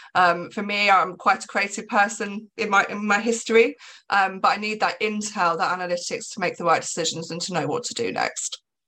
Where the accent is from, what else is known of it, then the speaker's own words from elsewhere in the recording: England, United Kingdom; I'm English